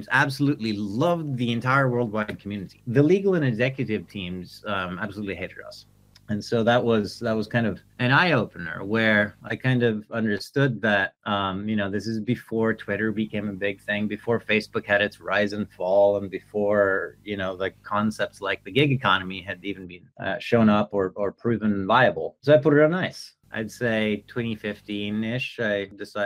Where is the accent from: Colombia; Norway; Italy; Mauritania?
Norway; moved away as an adult; also born or lived in Germany / San Francisco / Paris; I'm originally from Norway in Northern Europe.